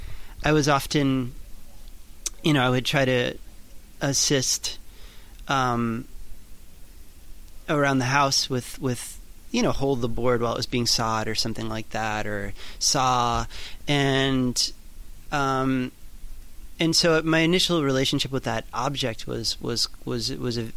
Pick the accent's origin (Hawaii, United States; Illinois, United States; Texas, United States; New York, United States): New York, United States; I grew up in New York